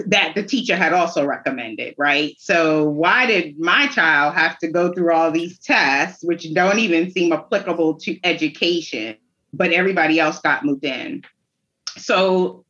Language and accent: English; New York City, New York, United States; also born or lived in Brooklyn; now in North Carolina, United States; I grew up in New York City, Staten Island, to be exact